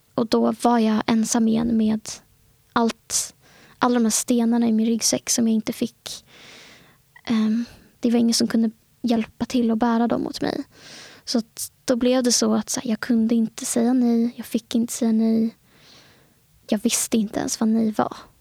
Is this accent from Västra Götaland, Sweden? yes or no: no; Stockholm, Stockholm County, Sweden; Jag, eh, är född och uppvuxen i innerstan i Stockholm. Bott i Stockholm hela mitt liv.